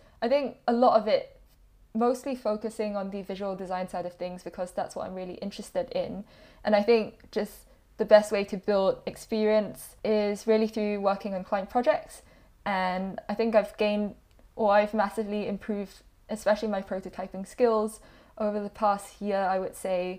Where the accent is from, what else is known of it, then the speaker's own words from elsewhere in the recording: Singapore; now in United Kingdom; I came to the UK from Singapore about 7-8 years ago now